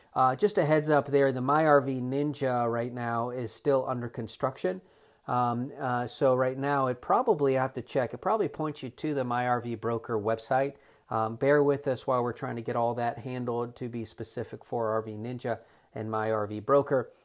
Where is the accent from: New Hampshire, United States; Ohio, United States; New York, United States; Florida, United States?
Florida, United States; South; now in North Carolina, United States; I'm from South Florida